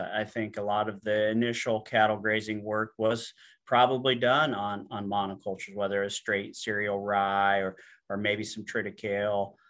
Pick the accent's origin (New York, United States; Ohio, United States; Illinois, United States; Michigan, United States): Illinois, United States; Alexis; I grew up in Western Illinois, uh, a little town called Alexis